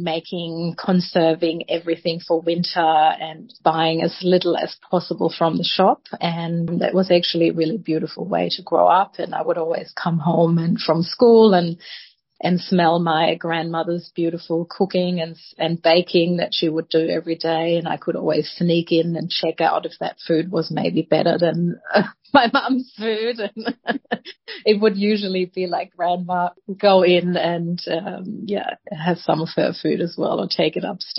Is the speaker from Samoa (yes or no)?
no; Germany; moved away as an adult; now in Sydney, Australia; I was born in Germany and grew up there. I only came to Australia when I was 27